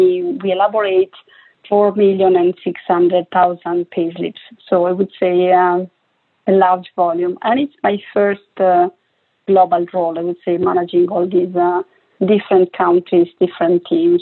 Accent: Italy; English is a second language; now in Barcelona, Spain; Well, right now I am based in Barcelona, sunny Barcelona, I would say. I'm from Italy, as you can, you know, already spot from my accent.

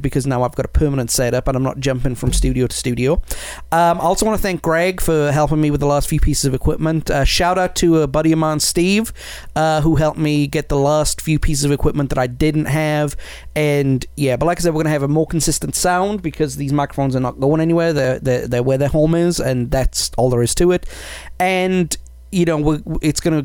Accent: Wales, United Kingdom; I'm Welsh

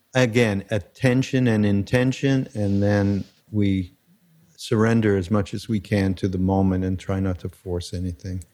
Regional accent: Montreal, Quebec, Canada; moved away; I am from Canada. Being from Montreal, it's a little different.

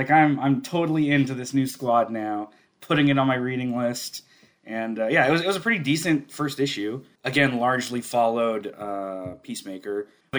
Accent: United States; I'm American.

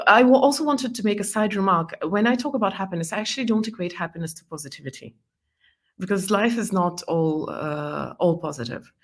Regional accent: Estonia; first language Estonian and Russian; English is a second language; moved away as an adult; also born or lived in Belarus / Scotland / New York; I lived in Estonia most of my life

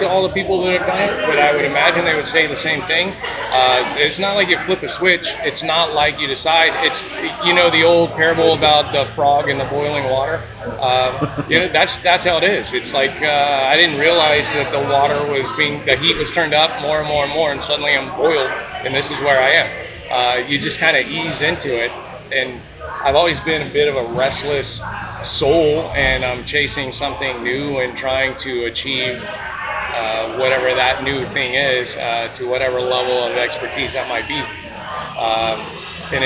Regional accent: Ocoee, Florida, United States; I grew up in Oak Hoy, Florida

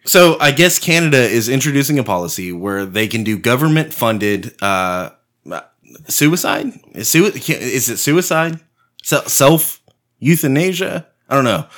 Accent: United States; we're all from America

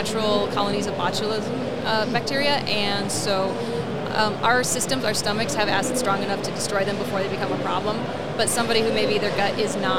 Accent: Michigan, United States; I come from Michigan, and so there's universities that are like farming universities.

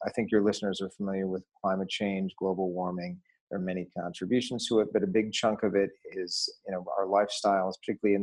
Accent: Detroit, Michigan, United States; growing up in Detroit in the 1970s

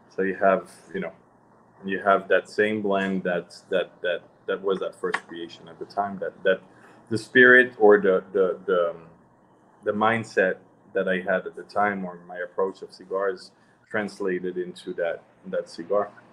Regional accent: Switzerland; moved away as an adult; I was born in Switzerland

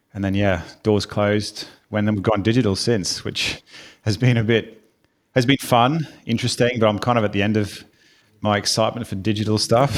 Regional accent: Brisbane, Queensland, Australia; accent: Australian; moved away as an adult; now in United Kingdom; I am from Australia, hence the accent. From a sunny Brisbane.

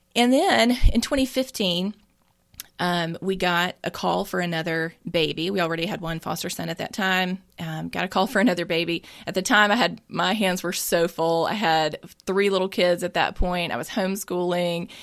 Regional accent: Mississippi, United States; I am born and raised in Mississippi

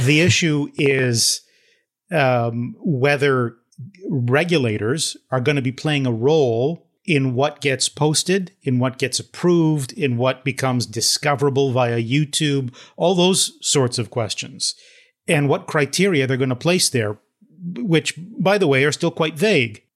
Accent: Toronto, Ontario, Canada; I grew up in Toronto

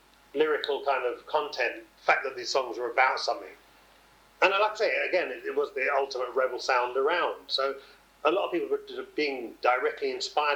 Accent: England, United Kingdom; I'm this English dread

